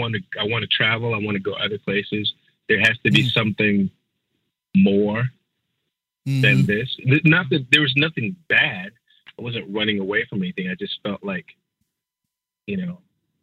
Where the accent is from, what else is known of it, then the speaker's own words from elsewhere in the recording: St. Petersburg, Florida, United States; moved away; also born or lived in Sacramento; growing up in Florida